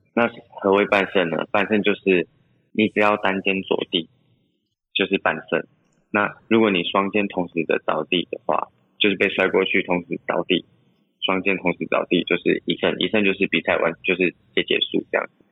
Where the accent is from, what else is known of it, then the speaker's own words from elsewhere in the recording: Taichung, Taiwan; also born or lived in Pingtung; 我们从小其实都是在台中长大